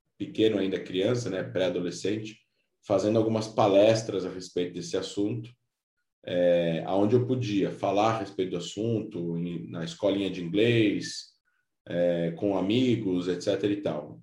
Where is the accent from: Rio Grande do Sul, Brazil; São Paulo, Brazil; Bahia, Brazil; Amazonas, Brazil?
São Paulo, Brazil; moved away; also born or lived in Israel / Rio de Janeiro; vim a São Paulo depois, que é onde eu nasci